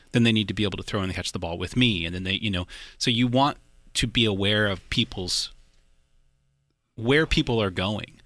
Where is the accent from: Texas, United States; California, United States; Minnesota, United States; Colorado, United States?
Texas, United States; Austin; also born or lived in Boerne, Texas; part here in Austin, and then I did sort of my high school outside of San Antonio in a little town called Bernie